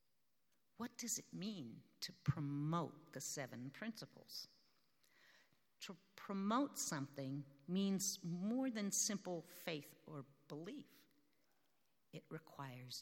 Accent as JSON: {"language": "English", "country": "United States", "also_born_or_lived": "South Africa", "said": "being an American"}